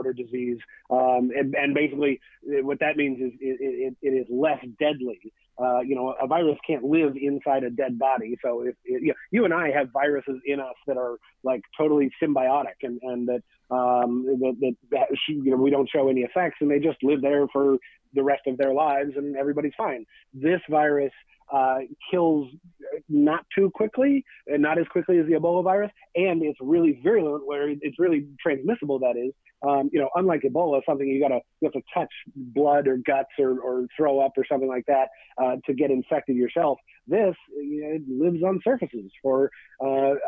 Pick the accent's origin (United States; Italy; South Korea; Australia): United States; near Everett, Washington; went home to Everett, Washington, you know, near my hometown